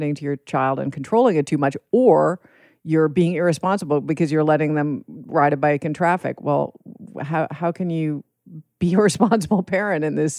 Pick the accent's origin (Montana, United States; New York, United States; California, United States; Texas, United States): New York, United States; Manhattan; I grew up in Manhattan in New York City.